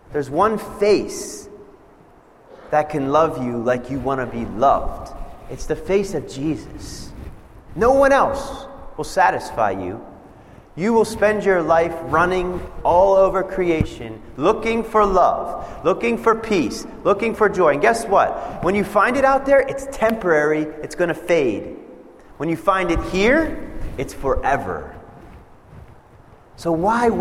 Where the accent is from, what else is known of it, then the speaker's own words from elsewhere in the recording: Pennsylvania, United States; moved away as an adult; now in Nebraska, United States; I grew up in Pennsylvania